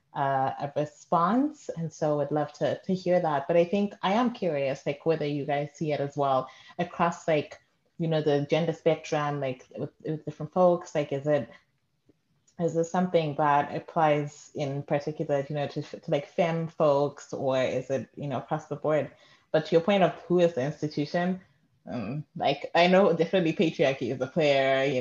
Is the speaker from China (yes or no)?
no; Zimbabwe; moved away; growing up in Zim